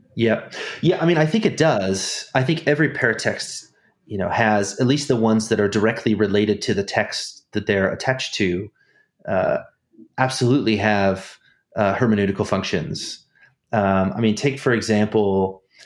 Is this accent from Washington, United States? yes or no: yes; Snohomish, Washington, United States; moved away as an adult; also born or lived in Germany; I'm from Snohomish, Washington.